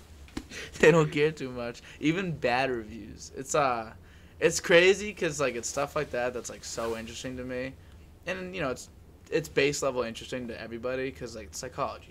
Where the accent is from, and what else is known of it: Medford, Massachusetts, United States